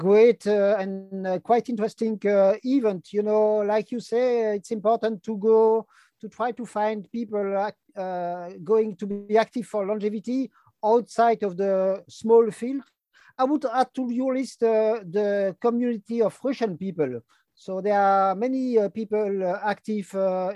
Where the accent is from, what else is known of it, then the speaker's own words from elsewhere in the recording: Brussels, Brussels-Capital Region, Belgium; first language French; English is a second language; I'm from Brussels, Belgium. Like you can hear, my first language is French, second language is Dutch